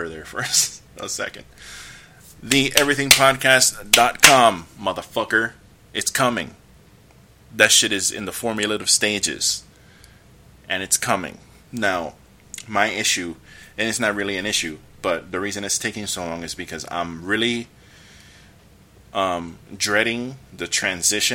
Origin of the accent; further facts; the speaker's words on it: United States; I'm an American